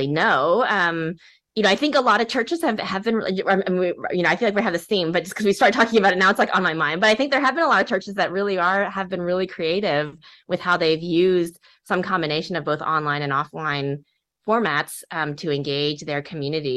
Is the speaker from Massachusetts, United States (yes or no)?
no; Texas, United States; I grew up in Texas, and I was a daughter of Korean immigrants